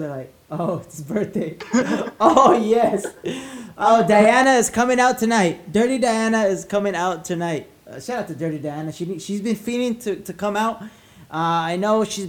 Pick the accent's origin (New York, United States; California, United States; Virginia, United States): California, United States; La Puente; I grew up in La Puente, so I know that area